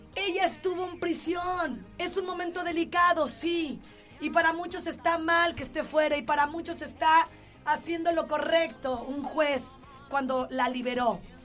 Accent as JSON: {"language": "Spanish", "region": "Jalisco", "country": "Mexico", "said": "yo soy de Jalisco, entiéndanlo así vengo del mariachi"}